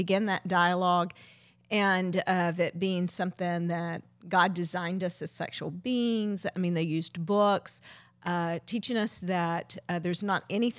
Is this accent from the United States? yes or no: no; Zambia; You know, Debbie, we're from Zambia, and we didn't talk about it.